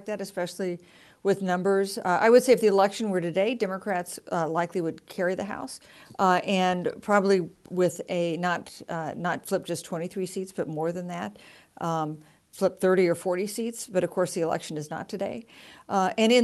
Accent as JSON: {"language": "English", "region": "Kansas", "country": "United States", "said": "my home state, which is Kansas"}